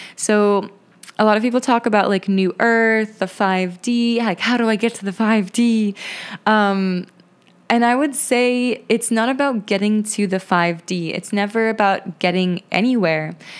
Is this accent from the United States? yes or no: no; Lithuania; moved away; Lithuania to visit my home country, visit my roots, and reconnect with my ancestry there